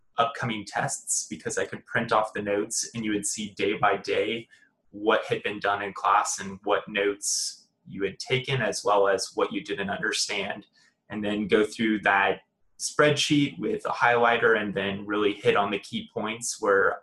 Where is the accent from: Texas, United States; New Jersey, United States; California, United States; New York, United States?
Texas, United States; The Woodlands; moved away as an adult; now in Waco, United States; I'm originally from the Woodlands, Texas